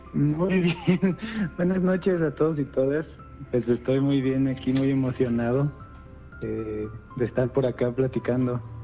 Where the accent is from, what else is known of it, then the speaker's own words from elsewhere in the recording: Mexico City, Mexico; aquí en Azcapotzalco, yo soy de Escapotzalco